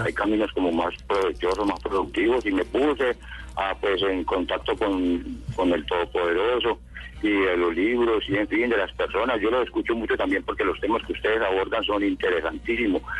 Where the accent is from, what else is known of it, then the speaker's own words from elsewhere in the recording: La Unión, Valle del Cauca, Colombia; yo nací en la Unión Valle, que queda por aquí al norte del Valle